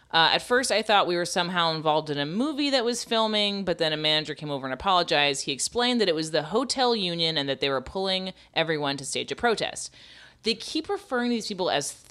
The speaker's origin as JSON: {"language": "English", "region": "New York", "country": "United States", "said": "something I've never seen in my 50 years as a New Yorker happened."}